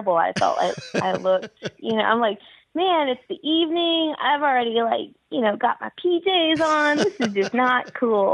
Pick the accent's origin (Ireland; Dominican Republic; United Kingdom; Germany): Germany; moved away; I was born in Germany